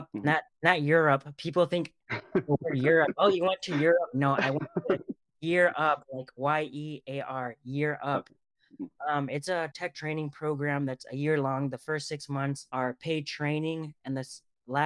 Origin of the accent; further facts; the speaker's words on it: California, United States; moved away as an adult; also born or lived in North Carolina; I'm from California originally.